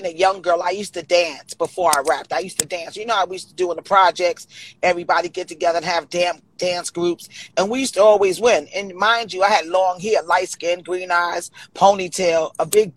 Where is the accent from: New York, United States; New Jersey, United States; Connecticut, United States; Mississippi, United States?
New York, United States; New York City; I grew up in Brownsville